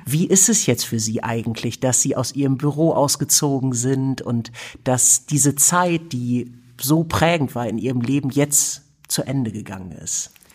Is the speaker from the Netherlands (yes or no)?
no; Germany; als Europäer, als Deutscher